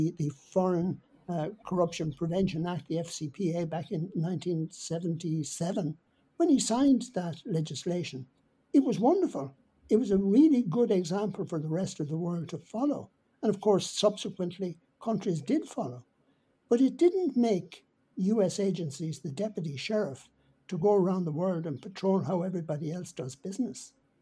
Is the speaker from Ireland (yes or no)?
yes; Ireland; as being Irish